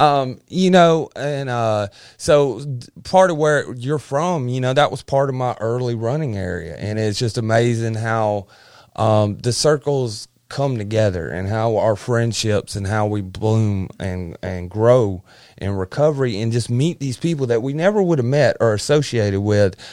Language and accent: English; Verbena, Alabama, United States; also born or lived in South Florida; we moved from South Florida, um, to Clanton, Al-, Verbena, Alabama